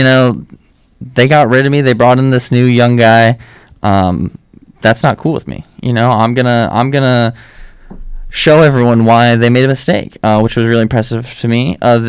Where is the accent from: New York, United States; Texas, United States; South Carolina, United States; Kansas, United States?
New York, United States; I personally was raised a Packer fan, even though I'm from New York.